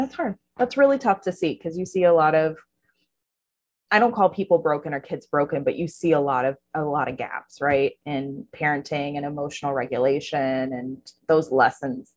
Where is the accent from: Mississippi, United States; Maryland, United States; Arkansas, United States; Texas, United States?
Texas, United States; now in Florida, United States; I grew up in Texas